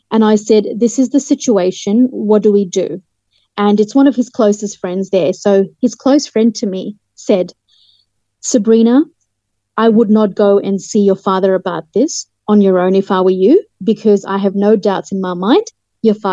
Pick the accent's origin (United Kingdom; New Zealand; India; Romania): United Kingdom; Hampstead, London; born there; I was born in Hampstead, London.